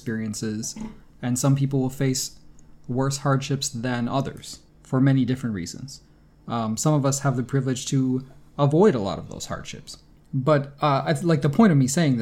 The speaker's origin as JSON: {"language": "English", "country": "United States", "said": "I'm speaking as an American."}